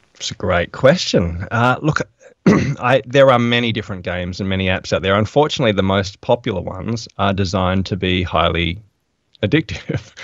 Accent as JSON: {"language": "English", "town": "Adelaide", "region": "South Australia", "country": "Australia", "moved": "yes", "said": "I'm from Adelaide originally"}